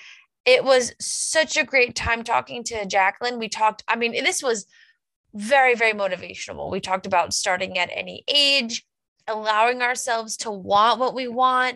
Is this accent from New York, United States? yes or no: yes; Long Island, New York, United States; moved away as an adult; also born or lived in Albany, New York / Saratoga Springs, New York; We're from Long Island.